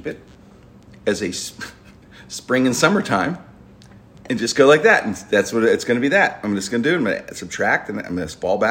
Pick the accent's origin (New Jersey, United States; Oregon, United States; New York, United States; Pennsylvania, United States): Pennsylvania, United States; Pittsburgh; I grew up in the Strip District